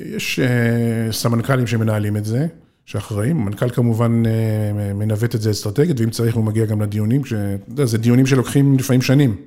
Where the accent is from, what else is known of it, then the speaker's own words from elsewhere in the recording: Israel; אני קיבוצניק במקור